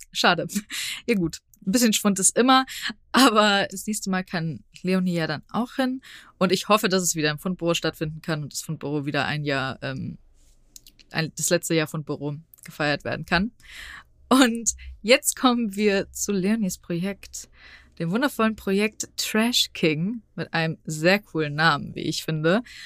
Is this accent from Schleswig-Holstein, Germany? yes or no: no; Frankfurt, Hesse, Germany; ich komme aus Frankfurt, das heißt, ich komme auch aus einer Großstadt